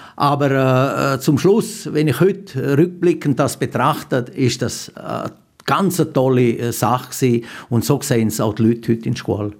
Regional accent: Graubünden, Switzerland; bei uns in Graubünden

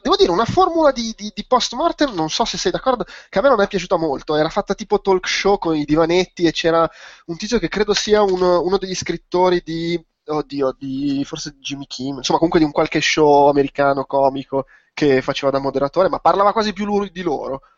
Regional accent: Milan, Lombardy, Italy; per me, che sono milanese

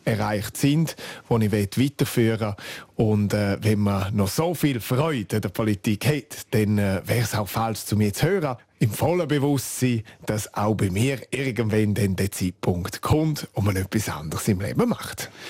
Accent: Graubünden, Switzerland; first language Romansh; German is a second language; Und auch ich habe Deutsch erst in der vierten Klasse angefangen zu lernen. Es ist effektiv meine Muttersprache, meine Herzenssprache.

